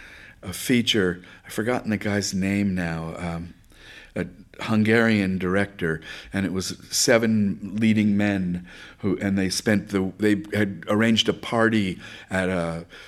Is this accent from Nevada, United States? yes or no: no; Bronx, New York, United States; I grew up in Riverdale in the Bronx.